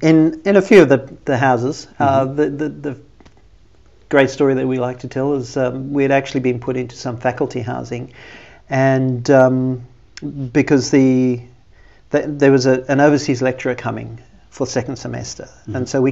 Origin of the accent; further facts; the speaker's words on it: South Africa; moved away as an adult; So I came from South Africa to NTC as a student.